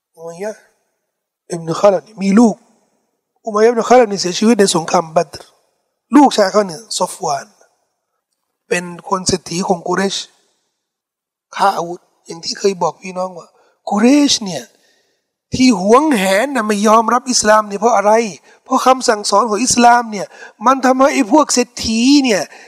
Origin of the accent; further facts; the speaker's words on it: Thailand; เขาถามว่าเป็นคนที่ไหนบอกว่าไทยแลนด์